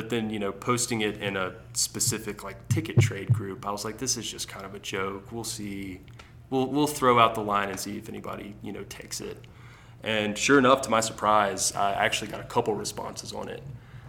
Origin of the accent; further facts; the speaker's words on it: Alabama, United States; Yeah, so like I was telling you earlier, you know, growing up in the South, football is like the sport that everybody's playing. Basketball is not so big down there. You know, especially in Ala